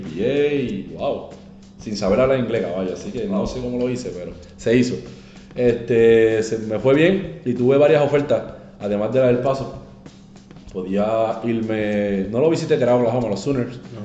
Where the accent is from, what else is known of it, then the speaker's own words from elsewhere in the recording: Carolina, Puerto Rico; also born or lived in Loíza; en Carolina, en mi pueblo